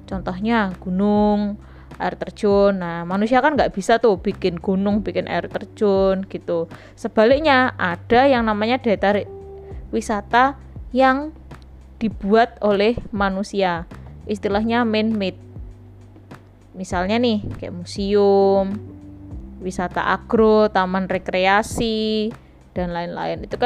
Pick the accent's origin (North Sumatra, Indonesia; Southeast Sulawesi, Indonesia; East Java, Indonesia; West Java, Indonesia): East Java, Indonesia; Surabaya; Jadi mungkin kita sebagai orang Surabaya kepengen melihat sesuatu yang tidak ada di Surabaya.